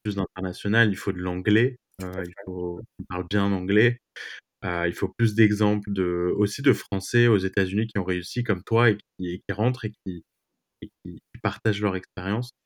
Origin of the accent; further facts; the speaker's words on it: France; moved away as an adult; now in New York, United States; je suis d'origine, évidemment, française. Maintenant, je suis devenu américain aussi. Et, euh, bah, je me sens chez moi à New York